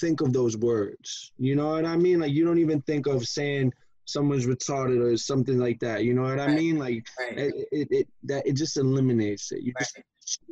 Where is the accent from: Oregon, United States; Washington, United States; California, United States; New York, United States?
New York, United States; New York City; I'm from Brooklyn, New York.